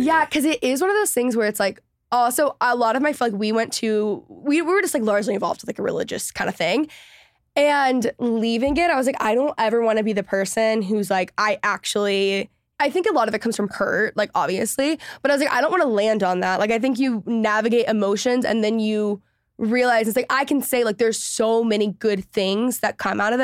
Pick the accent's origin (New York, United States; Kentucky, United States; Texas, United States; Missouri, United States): Texas, United States; I grew up in Texas.